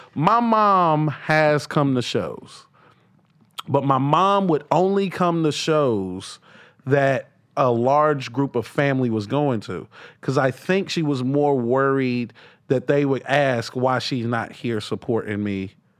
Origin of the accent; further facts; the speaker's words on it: the South, United States; I'm from the South.